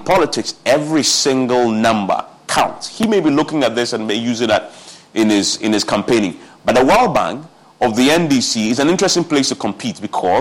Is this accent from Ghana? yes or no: yes; Accra, Greater Accra, Ghana; my constituency where I grew up in Adabraka